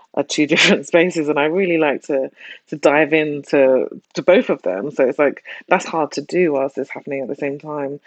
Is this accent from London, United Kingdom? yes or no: yes; London, United Kingdom; I grew up in South London